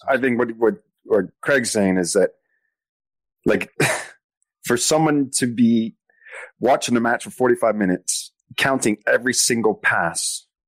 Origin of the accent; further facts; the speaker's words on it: Canada; being Canadian.